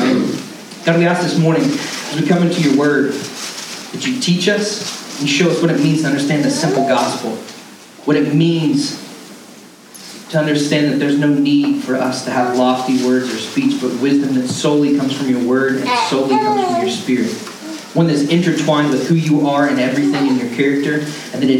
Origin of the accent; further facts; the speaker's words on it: Canton, Georgia, United States; I grew up in North Georgia and in a redneck town